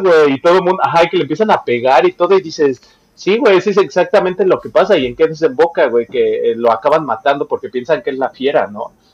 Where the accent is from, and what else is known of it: Mexico